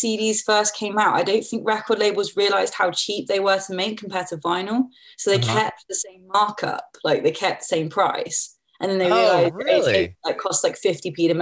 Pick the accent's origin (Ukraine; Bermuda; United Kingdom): United Kingdom; West Byfleet, South East England; I was born in West Byfleet and raised there, basically.